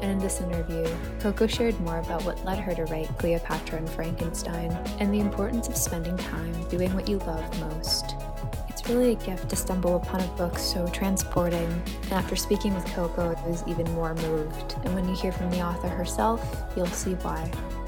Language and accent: English; New York, United States; I actually don't know how to drive because I grew up in New York